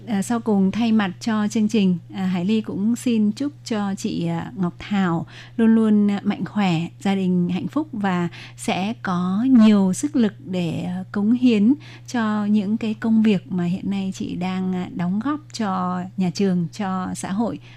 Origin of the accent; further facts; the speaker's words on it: Vietnam; người Việt của mình